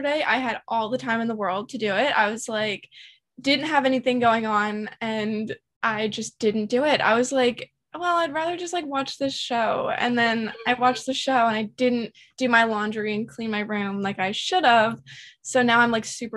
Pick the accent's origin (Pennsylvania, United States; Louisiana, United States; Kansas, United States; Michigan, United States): Pennsylvania, United States; I'm from Pennsylvania